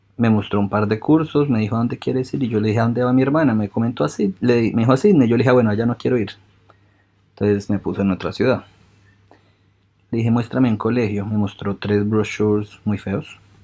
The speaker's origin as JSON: {"language": "Spanish", "country": "Colombia", "tie": "born or raised there", "also_born_or_lived": "United States", "moved": "as an adult", "lives_now": "Brisbane, Australia", "said": "ya viví 25 años en Colombia"}